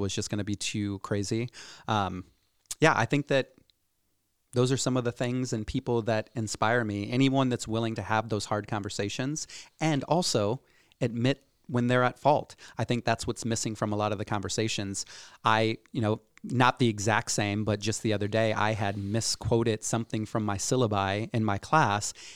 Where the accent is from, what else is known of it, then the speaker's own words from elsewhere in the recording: Cedar Rapids, Iowa, United States; born and raised in Cedar Rapids, Iowa.